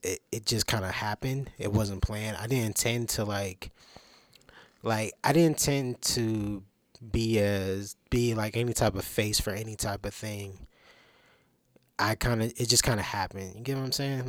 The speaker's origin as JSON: {"language": "English", "town": "Durham", "region": "North Carolina", "country": "United States", "said": "I'm from Durham, North Carolina, nine one nine"}